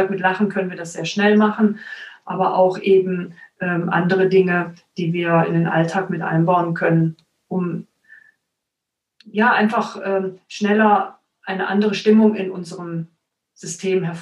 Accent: Cologne, North Rhine-Westphalia, Germany; now in Stuttgart, Germany; Ich komme tatsächlich aus Köln.

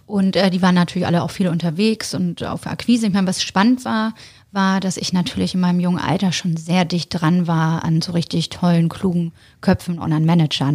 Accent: Bremen, Germany; moved away as an adult; now in Hamburg, Germany; Ich ähm, bin ursprünglich gebürtige Bremerin

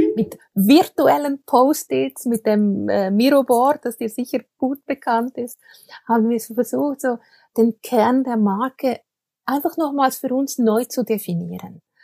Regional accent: Switzerland; accent: Swiss-tinged Standard German; vielleicht hört man es, ich komme aus der Schweiz, ich spreche aus der Schweiz zu dir. Äh, das heißt, mein Hochdeutsch ist natürlich äh, ein bisschen gefärbt

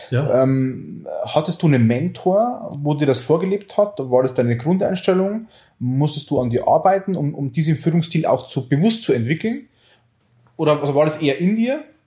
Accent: Oberviechtach, Bavaria, Germany; aus Oberfichtach, also aus meiner Heimat

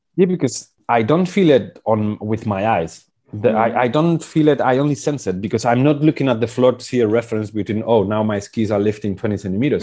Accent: Basque Country, Spain; I was born in the Basque country 42 years ago in 1978

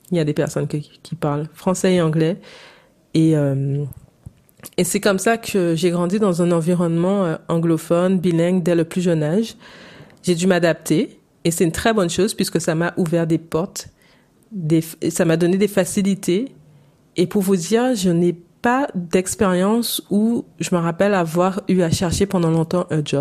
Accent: St. Martin; born there; first language English; J'ai appris l'anglais en même temps que le français. C'est ma langue maternelle en même temps que le français. Je suis née à Saint-Martin.

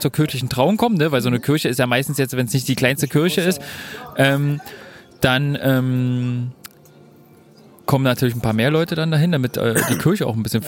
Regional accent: Germany; Bei uns in Deutschland

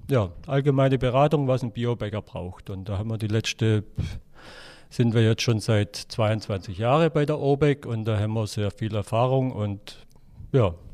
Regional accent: Baden-Württemberg, Germany; Ähm, also ich komme aus dem Oberschwäbischen. Wir waren, ähm, ja, ich sag mal, ein einfacher Haushalt.

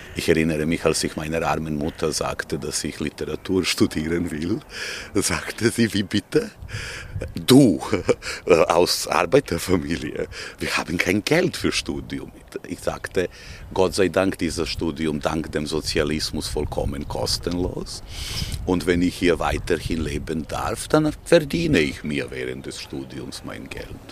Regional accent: Belgrade, Serbia; German is a second language; moved away as an adult; now in Vienna, Austria; Ich bin äh, ein, äh, sagen wir, gebürtiger Belgrader mit zwei gebürtigen Elternteilen, die auch Belgrader waren

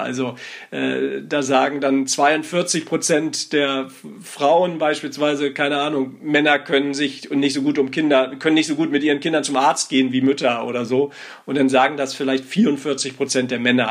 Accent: Northern Germany, Germany; ich bin aus Norddeutschland, da sagt man einfach nur mm

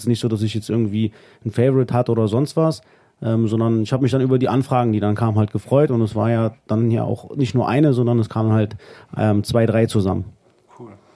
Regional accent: Wolfenbüttel, Lower Saxony, Germany; in meinem ja, Heimatdorf, da wo ich groß geworden bin und äh, ja, mein Vater heute noch wohnt, mhm. äh, nach Großstöckheim

